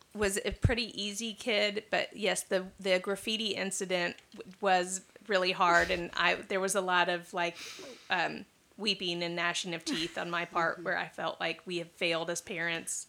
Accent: Louisiana, United States; I'm from Louisiana

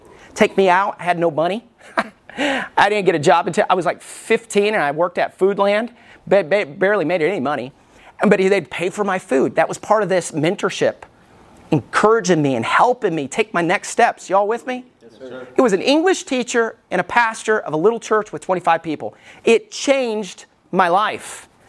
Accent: Alabama, United States; I grew up in Alabama. I know you can't tell by my accent. Don't sound like I lived in Alabama at all. But when I was a little boy, growing up in Alabama, I went to two different churches.

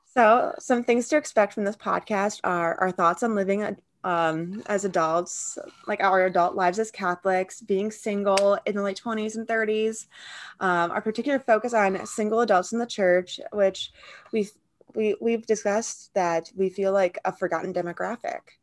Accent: Midwest, United States; I'm a student and I'm from the Midwest.

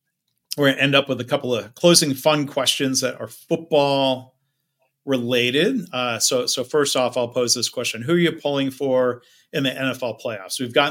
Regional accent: Detroit, Michigan, United States; now in Dallas, United States; I grew up suburban Detroit

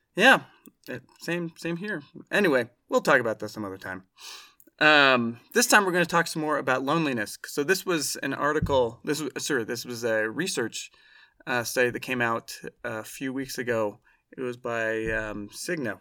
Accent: Oregon, United States; I grew up in Oregon

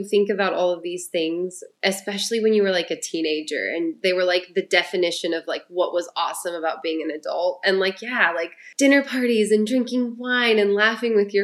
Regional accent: Ohio, United States; moved away; I'm originally from Ohio

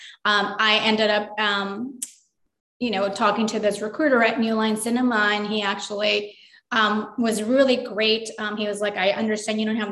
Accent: Los Angeles, California, United States; also born or lived in Durango, Mexico; we came to California, Los Angeles, and I grew up here

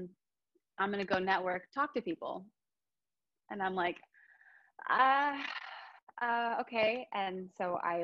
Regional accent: Friday Harbor, Washington, United States; moved away; also born or lived in Nashville; I'm from the San Juan Islands in Washington State

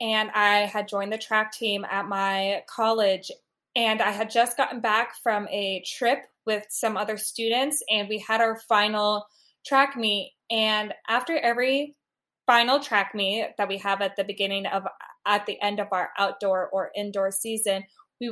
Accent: Midwest, United States; also born or lived in Washington, D.C.; I have been born and raised in the Midwest

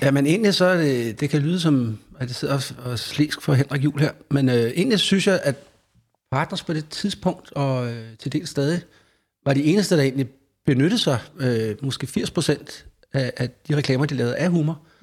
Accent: Faxe, Zealand, Denmark; der var ikke så mange andre i den lille by, Faxe, hvor jeg er fra

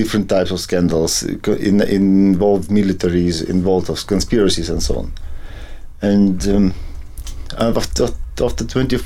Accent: Ukraine; now in Berlin, Germany

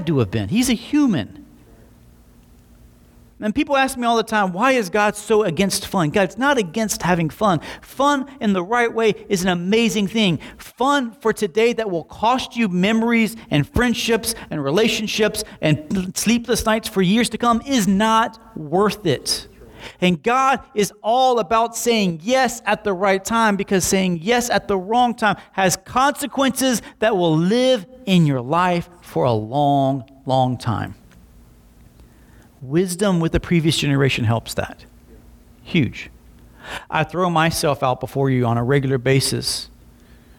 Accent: Slapout, Alabama, United States; born or raised there; also born or lived in Montgomery, Alabama

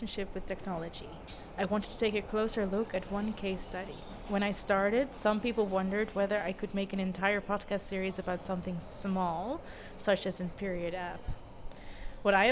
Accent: The Hague, South Holland, Netherlands; my hometown, The Hague

